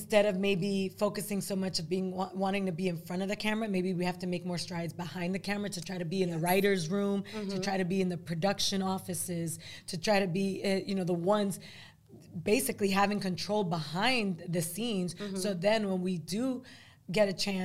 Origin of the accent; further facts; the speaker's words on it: New York City, New York, United States; also born or lived in Dominican Republic; I grew up in Jackson Heights, not in the Heights.